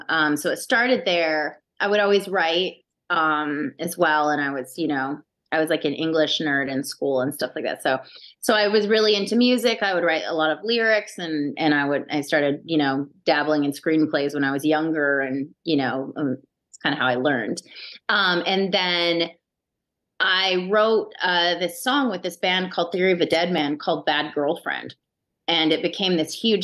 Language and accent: English; Canada; I'm Canadian.